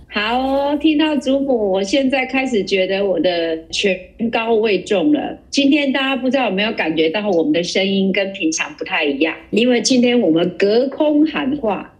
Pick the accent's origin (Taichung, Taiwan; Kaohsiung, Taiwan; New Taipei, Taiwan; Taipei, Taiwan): Kaohsiung, Taiwan; accent: Kaohsiung accent; 我已经有很严重的高雄口音了，我自己觉得我有很严重的高雄口音